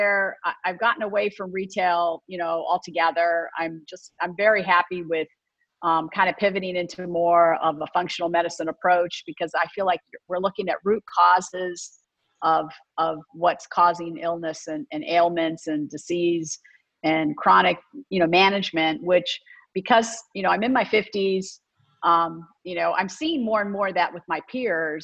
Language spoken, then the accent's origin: English; Canton, Ohio, United States; I grew up in Ohio, in Canton, Ohio.